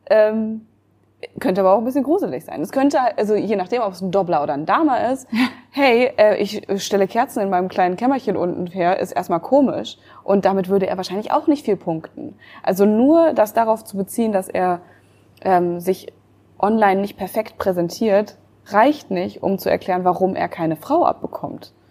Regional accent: Berlin, Germany; Ich als Berlinerin

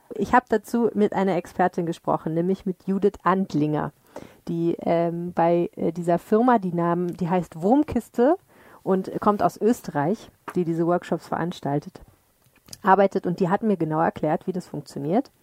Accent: Dortmund, North Rhine-Westphalia, Germany; now in Düsseldorf, Germany; ich komme ja aus Dortmund

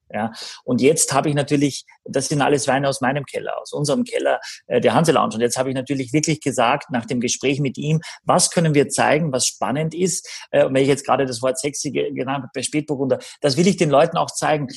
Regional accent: Austria; ich bin ein bisschen im Blaufränkisch groß geworden in Österreich

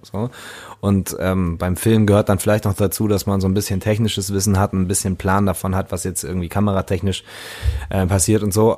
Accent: Lübeck, Schleswig-Holstein, Germany; Lübeck, meine Heimatstadt

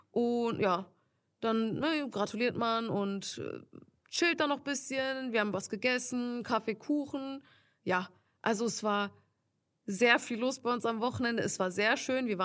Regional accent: Turkey; ich bin ja Türkin, er ist Italiener und die können halt ne, kein Türkisch.

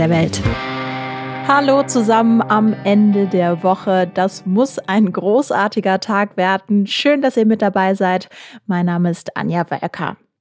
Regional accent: Essen, North Rhine-Westphalia, Germany; meiner Heimatstadt Essen

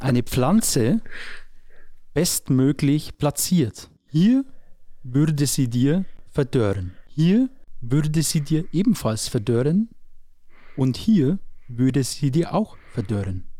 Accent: Neusorg, Bavaria, Germany; also born or lived in Marktredwitz / Weiden / Nabburg; Ich komme ja aus dem Kern aus Neusorg, stamme ich

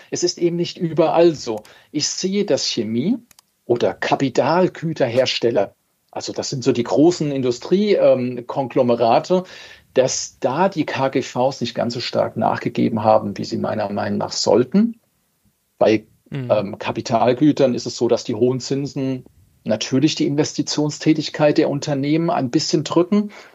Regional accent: Germany; bei uns in Deutschland

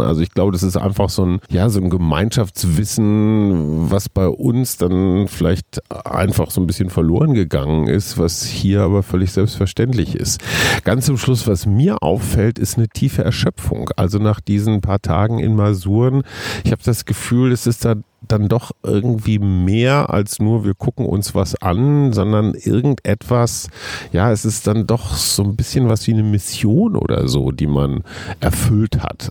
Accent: Germany; für mich als Deutscher

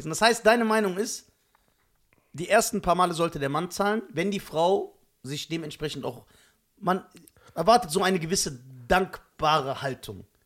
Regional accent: Germany; born there; Ich bin hier in Deutschland geboren.

